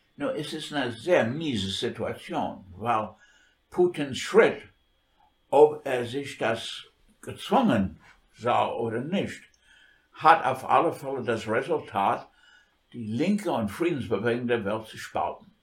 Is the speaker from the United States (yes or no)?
yes; New York, United States; German is a second language; moved away as an adult; now in Germany; New York, das ist meine Heimatstadt